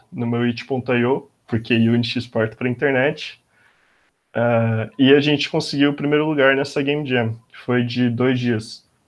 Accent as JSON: {"language": "Portuguese", "town": "Bauru", "region": "São Paulo", "country": "Brazil", "moved": "as an adult", "lives_now": "São Paulo, Brazil", "said": "Eu sou de Bauru, cidade do interior de São Paulo"}